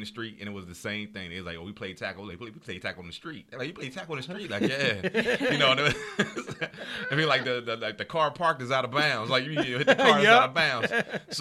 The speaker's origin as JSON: {"language": "English", "town": "Camden", "region": "New Jersey", "country": "United States", "tie": "born or raised there", "moved": "yes", "said": "I'm from Camden, New Jersey."}